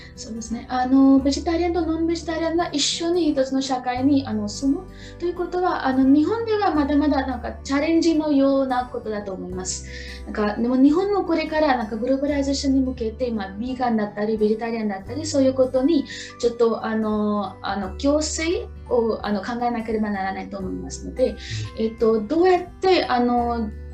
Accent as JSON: {"language": "Japanese", "region": "Maharashtra", "country": "India", "tie": "born or raised there", "second_language": "Japanese", "moved": "as an adult", "lives_now": "Niigata, Japan", "said": "出身はインドのマハラシュトラ州のシーです。"}